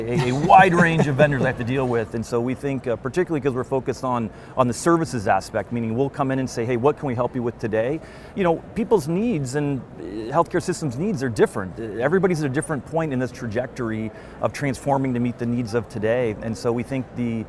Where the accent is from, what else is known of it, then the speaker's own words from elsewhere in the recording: Pacific Northwest, United States; I'm from the Pacific Northwest